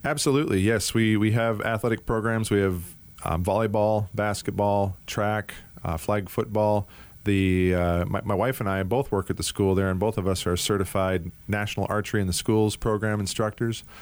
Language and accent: English; Anchorage, Alaska, United States; also born or lived in Washington State / Minnesota / Atlanta, Georgia / Minneapolis; now in Arizona, United States; I was actually born and raised in Anchorage, Alaska.